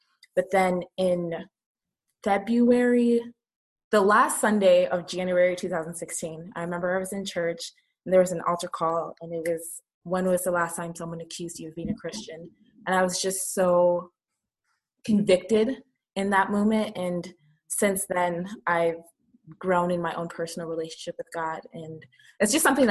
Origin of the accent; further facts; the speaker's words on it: Canada; also born or lived in Nigeria; I was born in Nigeria, and I moved to Canada when I was 5 years old and grew up there for the most part